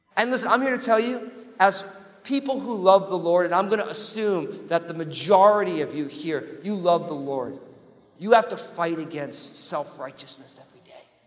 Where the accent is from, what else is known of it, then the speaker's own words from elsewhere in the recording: New Jersey, United States; I am from New Jersey.